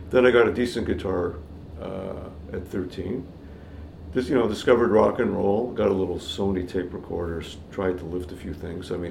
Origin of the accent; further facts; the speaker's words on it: Toronto, Ontario, Canada; moved away as an adult; now in Newmarket, Canada; I grew up in Toronto.